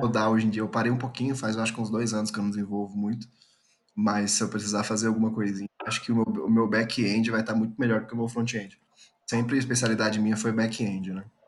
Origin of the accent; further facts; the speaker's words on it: São Paulo, Brazil; moved away as an adult; now in Goiânia, Brazil; eu sou natural de São Paulo, hoje eu moro em Goiânia